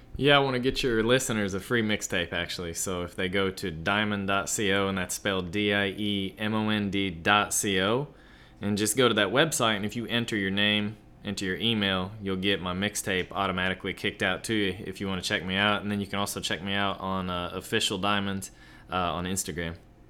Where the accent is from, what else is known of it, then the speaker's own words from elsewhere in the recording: Kansas, United States; moved away; I'm from Kansas originally